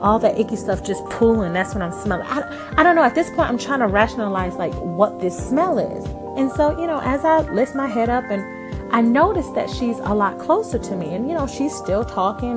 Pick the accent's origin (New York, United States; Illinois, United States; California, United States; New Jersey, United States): New York, United States; moved away as an adult; now in Southern United States; I'm from New York, so when I moved to the South, it was kind of an adjustment